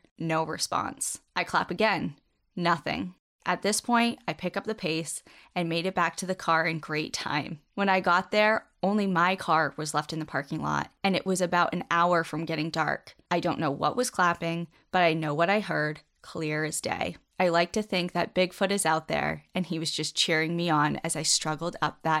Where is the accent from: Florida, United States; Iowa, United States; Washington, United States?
Washington, United States; similar to the old growth I grew up with in Washington.